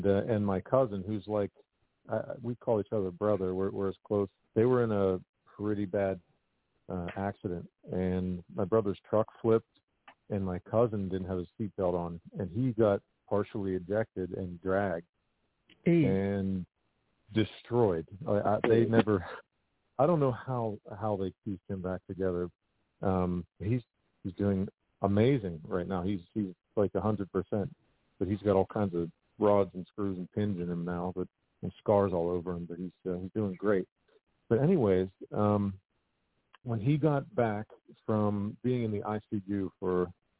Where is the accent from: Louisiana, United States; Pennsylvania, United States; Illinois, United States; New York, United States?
Pennsylvania, United States; Pittsburgh; my hometown community